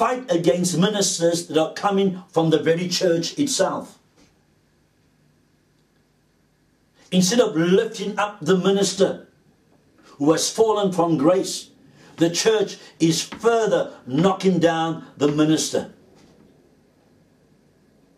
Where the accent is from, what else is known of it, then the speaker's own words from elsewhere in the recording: Cape Town, Western Cape, South Africa; As a young man, growing up in Cape Town